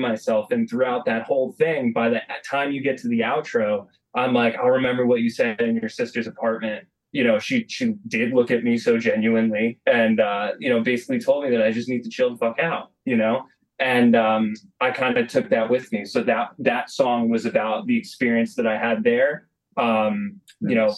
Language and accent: English; United States; I'm the American guy. I don't know how to speak Italian.